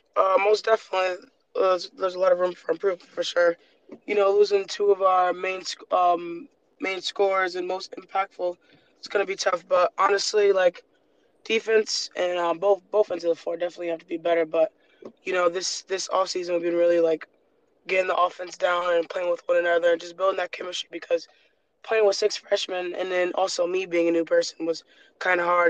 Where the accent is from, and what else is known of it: Rhode Island, United States; born or raised there; moved away as an adult; also born or lived in Michigan